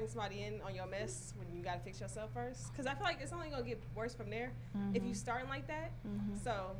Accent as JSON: {"language": "English", "region": "Louisiana", "country": "United States", "said": "I'm from Louisiana."}